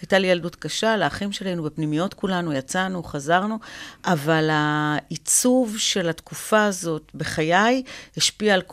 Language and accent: Hebrew; Afula, Northern District, Israel; also born or lived in Ramla; אה, ברמלה, ועברתי בתום כיתה א' לעפולה.